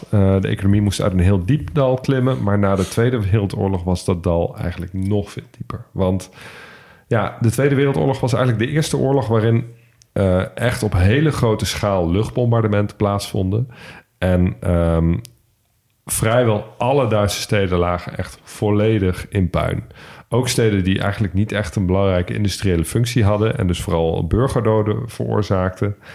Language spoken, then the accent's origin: Dutch; Nijmegen, Gelderland, Netherlands; moved away; ik kom oorspronkelijk uit Nijmegen. En eh, dat ligt natuurlijk vlak bij de Duitse grens.